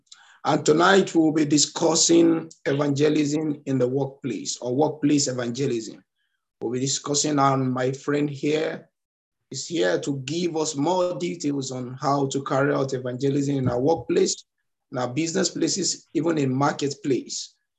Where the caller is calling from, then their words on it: Nigeria; I'm speaking from Nigeria, West Africa